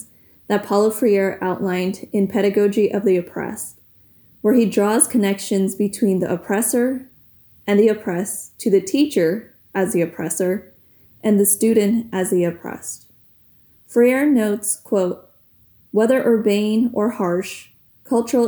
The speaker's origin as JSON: {"language": "English", "country": "United States", "tie": "born or raised there", "also_born_or_lived": "Philippines (ancestry)", "said": "After a few years living in the United States, my parents successfully petitioned for American citizenship"}